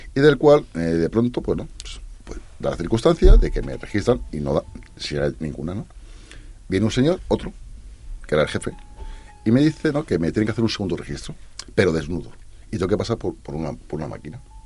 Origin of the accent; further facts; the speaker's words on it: Spain; como buen español